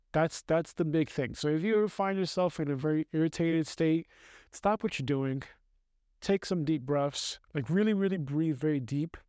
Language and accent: English; New York City, New York, United States; moved away as an adult; now in Austria; I grew up in New York City